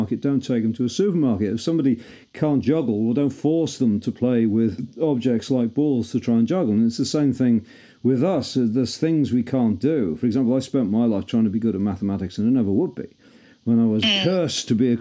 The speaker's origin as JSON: {"language": "English", "town": "Liverpool", "region": "North West England", "country": "United Kingdom", "said": "I'm a Scouser"}